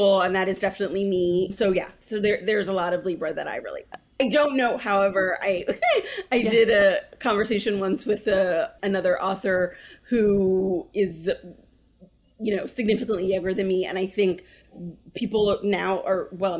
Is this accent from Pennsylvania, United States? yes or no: no; Berkeley, California, United States; I grew up in Berkeley